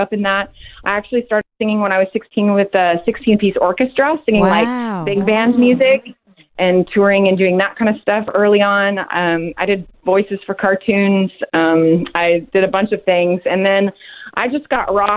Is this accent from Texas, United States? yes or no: yes; Texas, United States; moved away as an adult; also born or lived in Dallas; now in Atlanta, United States; I grew up in Texas, lived there most of my life until I got married, and then my husband took me all over the place